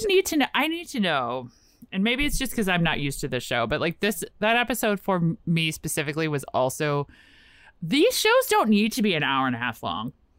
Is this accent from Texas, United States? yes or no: no; Richmond, Virginia, United States; now in Washington, D.C., United States; I grew up in Richmond